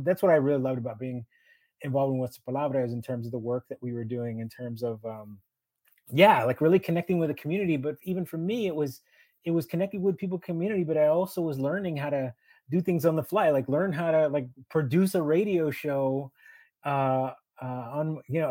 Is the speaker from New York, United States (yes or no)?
no; Houston, Texas, United States; my hometown